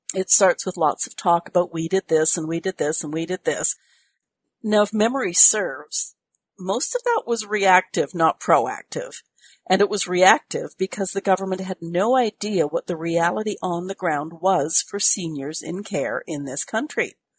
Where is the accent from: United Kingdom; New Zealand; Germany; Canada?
Canada; I'm a Canadian.